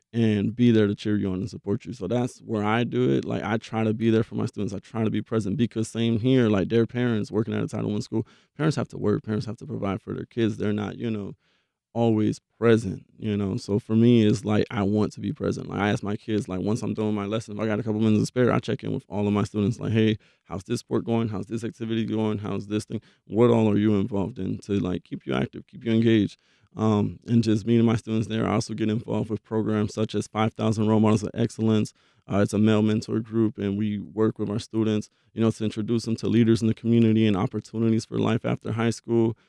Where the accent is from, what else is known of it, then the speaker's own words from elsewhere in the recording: Belle Glade, Florida, United States; now in Jacksonville, United States; I'm from Belgrade, Florida